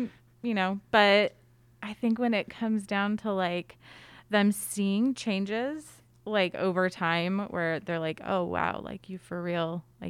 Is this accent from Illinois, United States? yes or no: no; Orange County, California, United States; Yeah, so born and raised in Orange County, but my parents moved here.